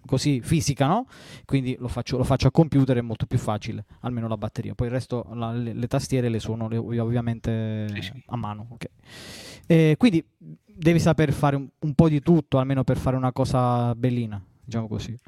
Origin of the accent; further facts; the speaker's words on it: Southern Italy, Italy; accent: southern Italian; io non ho una pronuncia da madrelingua inglese e nemmeno da madrelingua italiano perché sono terrone